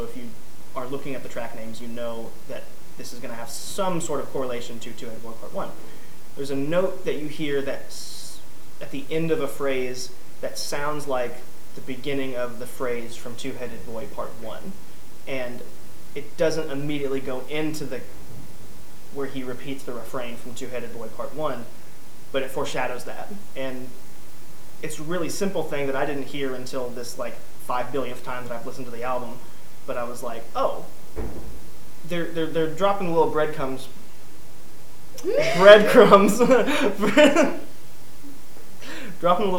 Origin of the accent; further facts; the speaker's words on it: Louisville, Kentucky, United States; Louisville, where I'm from